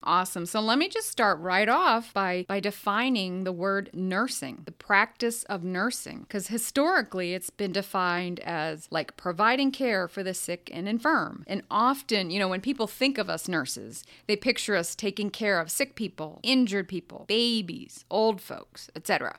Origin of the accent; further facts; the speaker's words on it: United States; I, I grew up in America and I'm English speaking